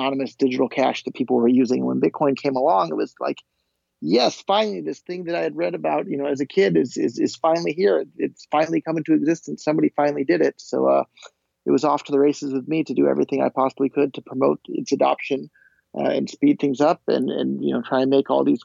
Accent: Silicon Valley, California, United States; growing up in Silicon Valley

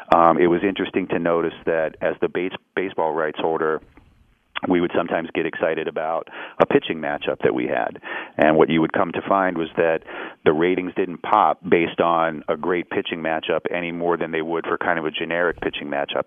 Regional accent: Pittsburgh, Pennsylvania, United States; moved away as an adult; also born or lived in Columbia, Missouri; when I grew up in Pittsburgh, I grew up um, very much in the center city

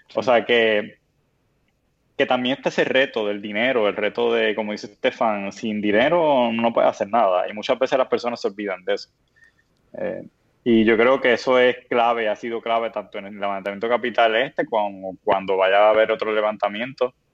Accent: Puerto Rico; lo somos los puertorriqueños

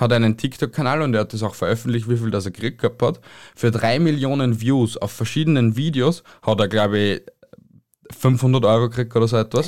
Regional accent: Austria; bei uns in Österreich

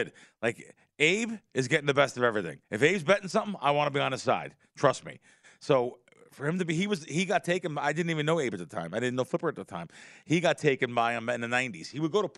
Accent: New Jersey, United States; also born or lived in Queens, New York; I grew up in Pujols in North Jersey and New York, in Queens.

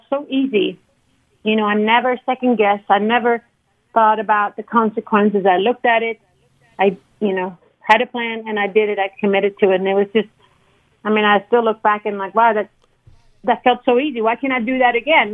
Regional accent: Sweden; growing up in Sweden

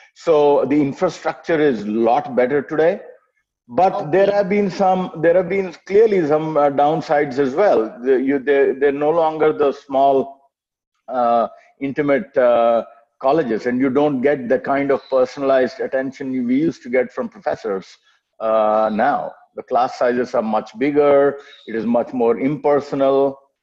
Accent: Ranchi, Jharkhand, India; moved away as an adult; also born or lived in Kanpur / United States; I'm a, uh, a, Telugu by birth, but was born and raised in Ranchi, then Bihar, now Jharkhand

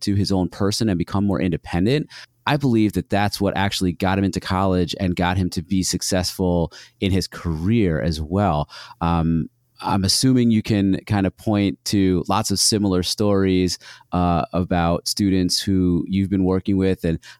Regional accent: New York, United States; we grew up in New York State

